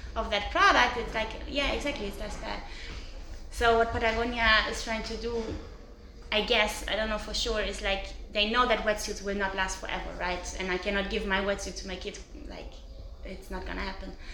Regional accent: Cologne, North Rhine-Westphalia, Germany; now in Portugal; I'm from Cologne

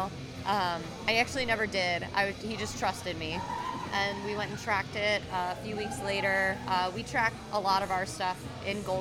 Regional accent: near Milwaukee, Wisconsin, United States; moved away as an adult; also born or lived in Austin, Texas; I grew up near Milwaukee

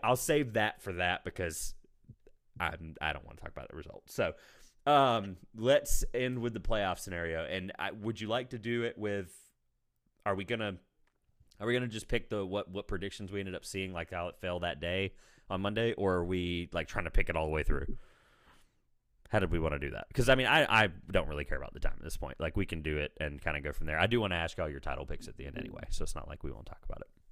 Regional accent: Raleigh, North Carolina, United States; I'm in North Carolina, I'm from Raleigh

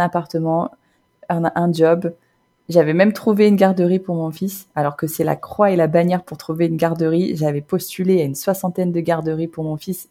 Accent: Normandy, France; moved away as an adult; also born or lived in Basque Country; now in Vancouver, Canada; je suis originaire de Normandie

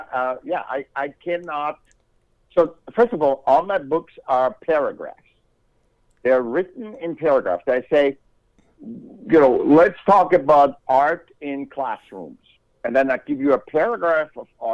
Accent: Vienna, Austria; now in California, United States; I was born in Vienna, Austria

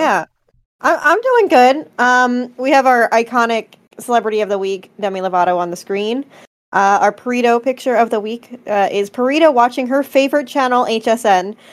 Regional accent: Philadelphia, Pennsylvania, United States; I'm from Philly

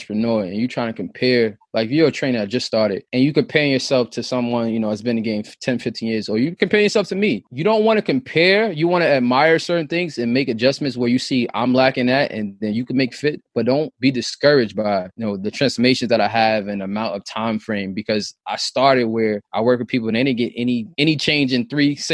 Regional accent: New York City, New York, United States; we grew up in Southside Rockaway

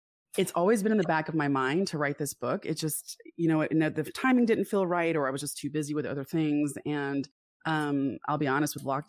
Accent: South Florida, United States; also born or lived in Atlanta, Georgia; I was born in Atlanta and I moved to South Florida when I was six

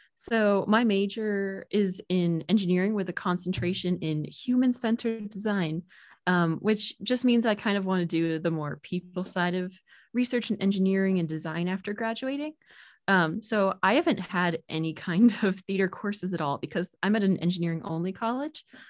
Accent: New Jersey, United States; I'm originally from New Jersey

